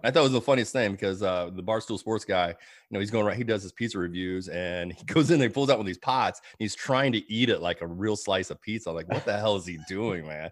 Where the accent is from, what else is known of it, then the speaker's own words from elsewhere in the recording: Illinois, United States; moved away as an adult; now in Georgia, United States; my home state of Illinois